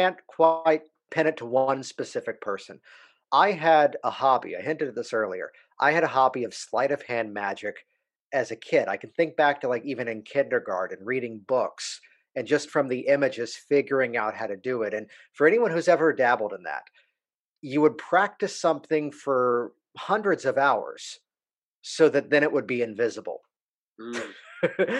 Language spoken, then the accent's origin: English; Virginia Beach, Virginia, United States; also born or lived in Williamsburg, Virginia / Baltimore, Maryland; now in Springfield, United States; So I'm originally from Virginia Beach, Virginia. Grew up there